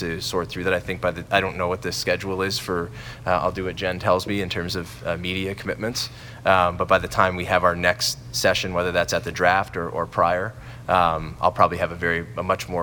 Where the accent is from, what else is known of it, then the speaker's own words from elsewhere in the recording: Sault Ste. Marie, Ontario, Canada; moved away as an adult; I'm from Sault Ste. Marie, and growing up in Sault Ste. Marie, that was really my dream job